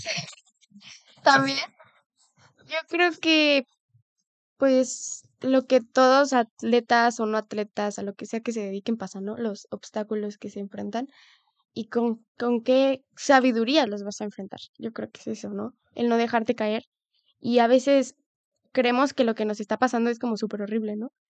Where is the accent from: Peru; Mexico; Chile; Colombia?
Mexico; como país latinoamericano o México